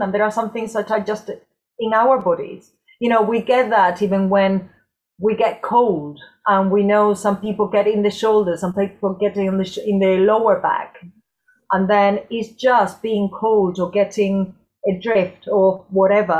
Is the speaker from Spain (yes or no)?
yes; Córdoba, Andalusia, Spain; moved away as an adult; now in United Kingdom; I'm originally from Cordoba, from the south of Spain.